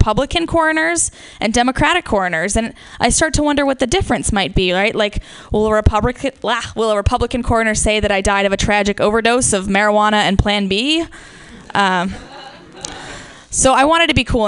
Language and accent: English; Midwest, United States; accent: Midwest, with Southern influence; from the Midwest, and we can't say our O's and our A's properly